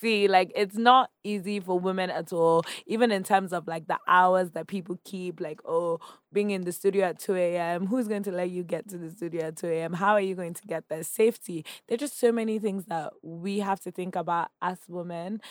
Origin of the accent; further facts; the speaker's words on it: Nigeria; accent: Nigerian; moved away as an adult; I was speaking my Nigerian accent